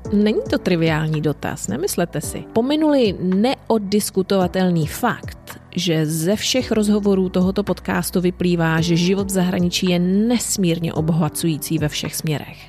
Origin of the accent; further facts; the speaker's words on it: Czechia; moved away as an adult; also born or lived in United Kingdom / Ireland / Italy; now in Chile; Já osobně jsem mimo můj rodný kraj už 25 let